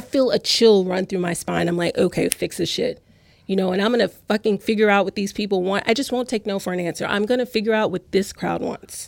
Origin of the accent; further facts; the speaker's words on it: Louisiana, United States; now in New York, United States; I'm from Louisiana